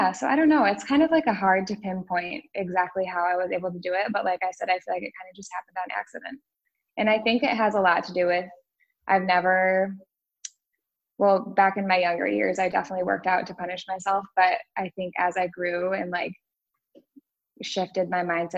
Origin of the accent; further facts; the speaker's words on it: West Michigan, United States; moved away as an adult; now in Austin, United States; we're both from West Michigan.